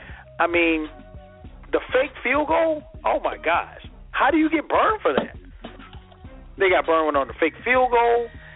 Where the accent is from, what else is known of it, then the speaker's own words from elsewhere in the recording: Florence, South Carolina, United States; He went to one of rival high schools. Shout out to West Florence High School, but we're actually from the same hometown.